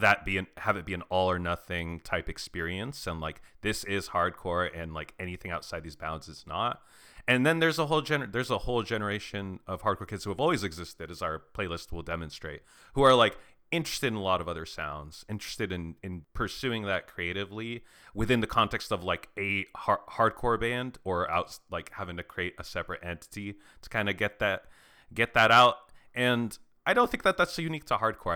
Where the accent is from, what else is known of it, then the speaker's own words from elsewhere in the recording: Arizona, United States; I grew up in Arizona, like going to some hardcore shows of a certain era